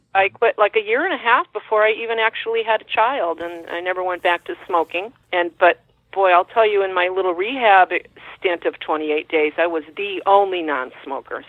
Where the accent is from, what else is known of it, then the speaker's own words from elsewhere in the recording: Woodbury, Connecticut, United States; also born or lived in Bethlehem, Connecticut; my hometown, little small town of Woodbury, Connecticut